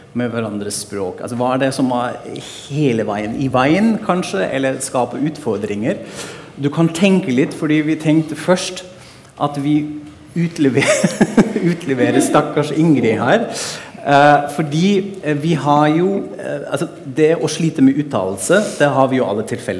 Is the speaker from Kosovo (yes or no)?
no; Frankfurt, Hesse, Germany; now in Norway; Frankfurt er jo min hjemby, som jeg maser om i podkasten hele tida